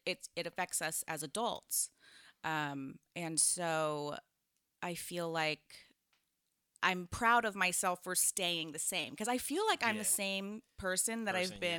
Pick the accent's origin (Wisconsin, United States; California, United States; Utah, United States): California, United States; So I grew up in the Bay, like you said, and it's actually all kind of tied in because I was raised in a, it was a cult.